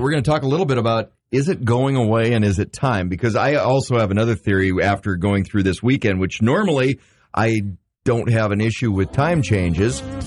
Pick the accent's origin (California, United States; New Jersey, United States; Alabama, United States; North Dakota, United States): North Dakota, United States; Grand Forks; growing up in Grand Forks